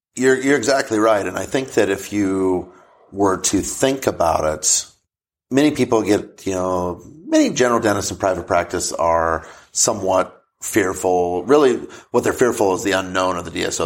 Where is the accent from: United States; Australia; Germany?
United States; Crawford, Nebraska; I went back to my hometown of Crawford, Nebraska